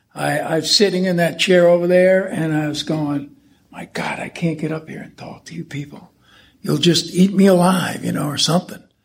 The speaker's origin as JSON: {"language": "English", "region": "the New York area", "country": "United States", "tie": "born or raised there", "said": "I was brought up in the New York area"}